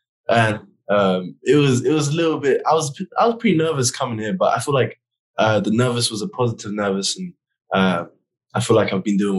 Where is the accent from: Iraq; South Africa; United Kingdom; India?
United Kingdom; England; But in England, they over exaggerate, and no one can ride, no one can drive, no one can go to work, and it's just a snow day, which was fun as a little kid.